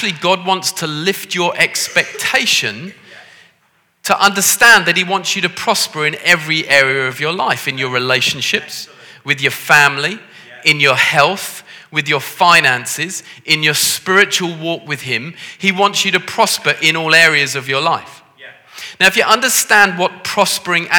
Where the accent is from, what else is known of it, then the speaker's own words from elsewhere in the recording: Liverpool, North West England, United Kingdom; As you can tell from the way that I talk with my posh accent, I come from Liverpool